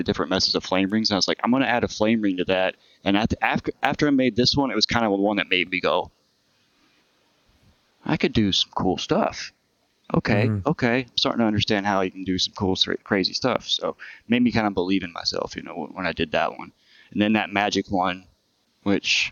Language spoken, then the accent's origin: English; Fort Worth, Texas, United States; now in Corpus Christi, United States; I grew up in Fort Worth, Texas